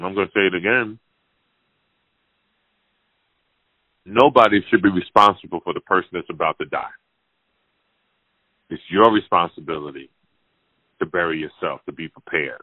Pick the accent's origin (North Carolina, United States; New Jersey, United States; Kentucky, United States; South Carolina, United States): New Jersey, United States; Jersey City; also born or lived in Compton, California; my hometown, Jersey City, New Jersey